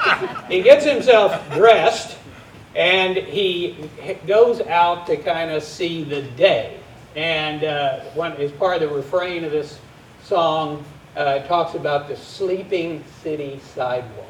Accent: Texas, United States; As a Texan

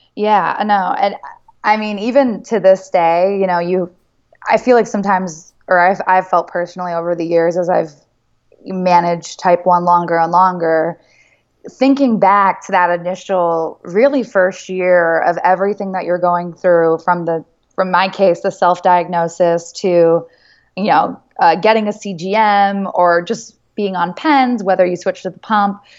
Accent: United States; being American

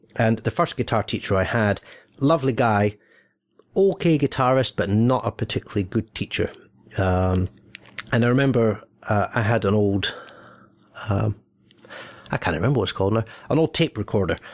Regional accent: Scotland, United Kingdom; born or raised there; also born or lived in England

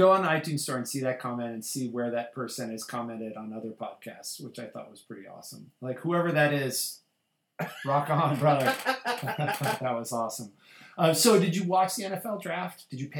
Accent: Colorado, United States; I grew up in Colorado. It was a one sports town.

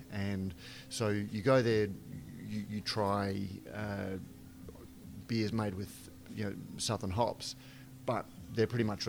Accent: Australia; I'm Australian

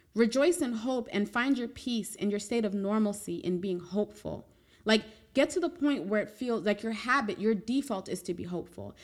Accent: New York, United States; as a New Yorker

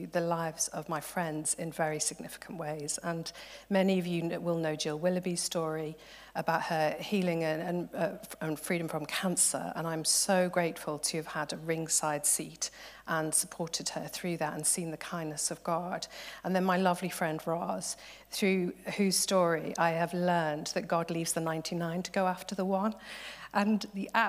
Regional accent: Liverpool, North West England, United Kingdom; I'm from Liverpool

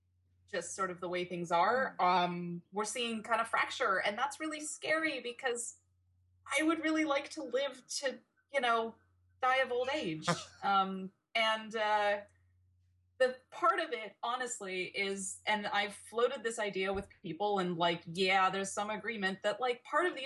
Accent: Canada; we're Canadian

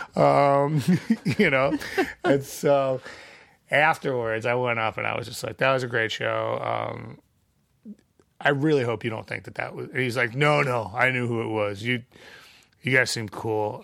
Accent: Chicago, Illinois, United States; We were from Chicago. Our license plate said Illinois

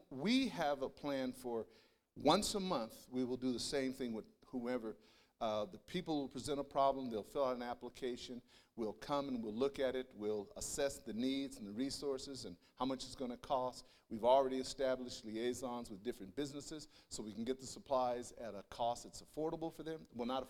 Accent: Denver, Colorado, United States; born there; First of all … I was born in Denver, Colorado, educated at the University of Colorado, and did my master's of systematic theology at Denver Seminary.

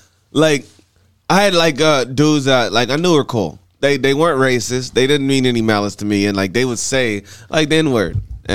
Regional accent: Ardmore, Oklahoma, United States; Ardmore High School, though, like I was from Ardmore.

